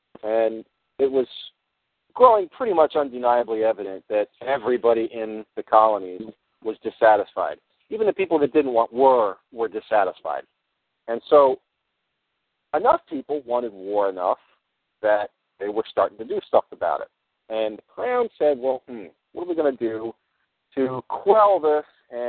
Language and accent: English; United States; No, I'm not any part of Stafford, Ontario. I'm actually an American.